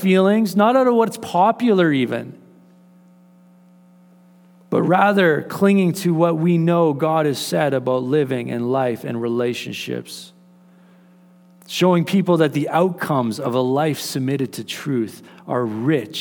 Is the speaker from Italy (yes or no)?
no; Canada; as Canadians